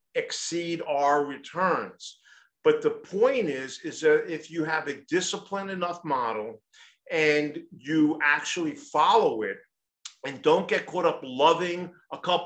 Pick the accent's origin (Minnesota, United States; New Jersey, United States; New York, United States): New York, United States; New York City; I'm from New York City.